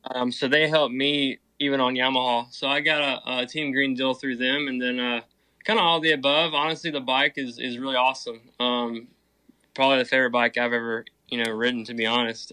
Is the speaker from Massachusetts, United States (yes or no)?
no; Alabama, United States; now in Thomasville, United States; I'm originally from Alabama, but I actually live in uh, Thomasville, Georgia